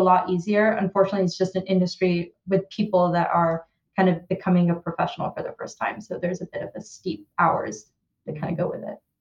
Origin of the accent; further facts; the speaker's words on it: Bay Area, California, United States; moved away as an adult; now in London, United Kingdom; I grew up in the Bay Area